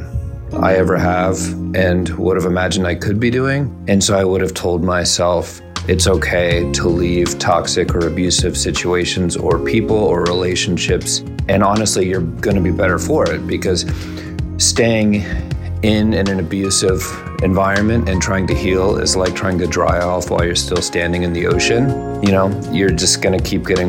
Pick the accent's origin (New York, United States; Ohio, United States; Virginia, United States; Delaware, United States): Ohio, United States; Columbus; I'm from Columbus, Ohio